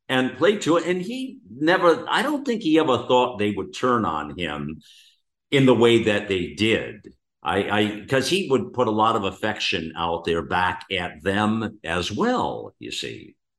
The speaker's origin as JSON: {"language": "English", "country": "United States", "said": "we, as the American people"}